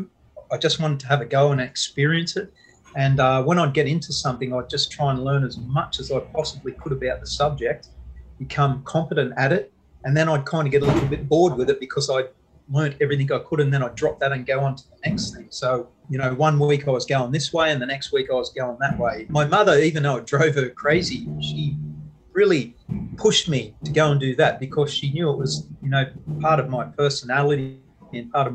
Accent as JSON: {"language": "English", "town": "Newcastle", "region": "New South Wales", "country": "Australia", "tie": "born or raised there", "also_born_or_lived": "United States", "moved": "yes", "lives_now": "Miami, United States", "said": "I was born and raised in Newcastle, though, and now live in the USA."}